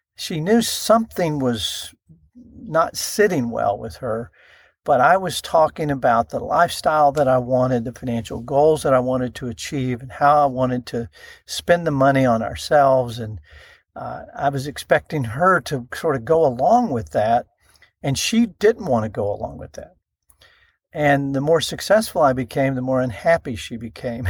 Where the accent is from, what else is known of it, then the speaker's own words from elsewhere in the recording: Iowa Park, Texas, United States; I grew up in Iowa Park, Texas. That is a small town in North Texas, uh, northwest of Wichita Falls